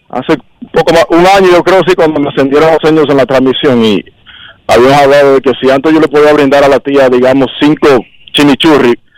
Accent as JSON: {"language": "Spanish", "town": "Los Angeles", "region": "California", "country": "United States", "tie": "born or raised there", "said": "donde yo crecí, en esas cabinas, donde yo eh, conocí a mi esposa en Dyer Stadium"}